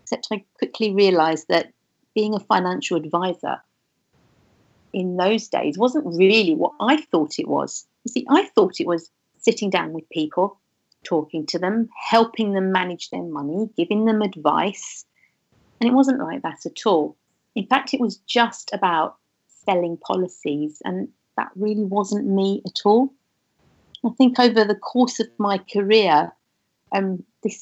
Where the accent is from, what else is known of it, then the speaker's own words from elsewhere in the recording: London, United Kingdom; I grew up in London